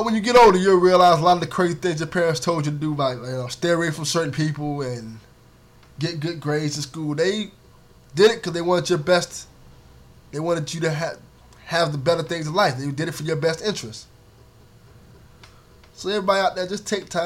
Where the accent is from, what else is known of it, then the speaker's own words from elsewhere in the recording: Miami, Florida, United States; I grew up a poor black kid from Miami, Florida. You know, the streets, I grew up in Liberty City